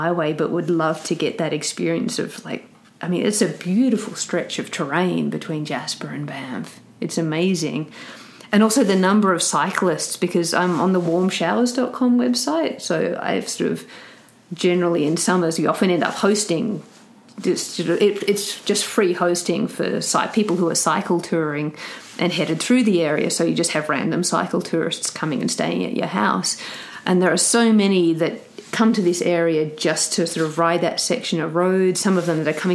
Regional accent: Australia; now in Canmore, Canada; In Australia, I grew up saying …. I've got into the habit of saying … over in Canada just because my accent confuses people

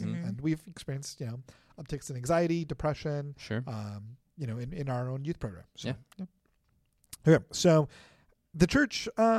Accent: United States; I'm an American.

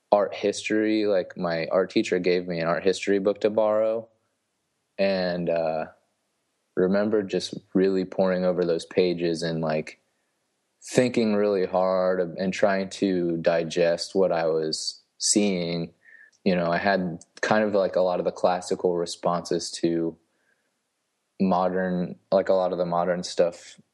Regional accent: St. Marys, Ohio, United States; moved away as an adult; also born or lived in Cincinnati, Ohio / Kansas City; now in Huntsville, Texas, United States; I'm from a small town called Saint Mary's, Ohio. It's pretty much right in the middle of the state.

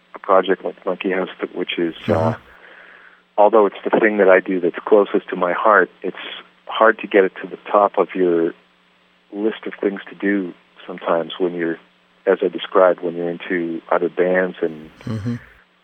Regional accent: Canada; our Canadian rock guitar gods up here

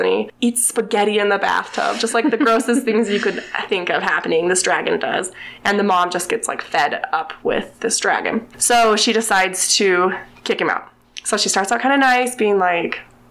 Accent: Utah, United States; I'm from Utah

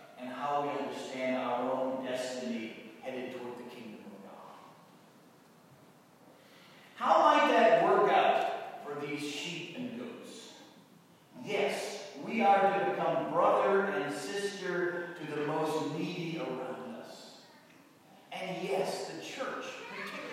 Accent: New England, United States; I come from New England. My father was a doctor

